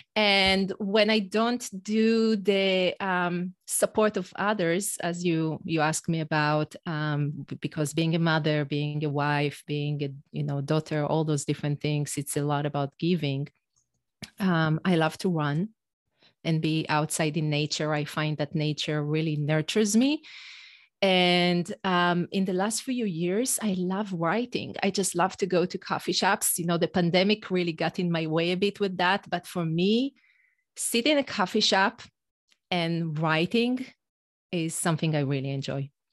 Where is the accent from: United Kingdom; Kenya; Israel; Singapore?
Israel; first language Hebrew; English is a second language; moved away as an adult; now in United States; an Israeli mom in the U S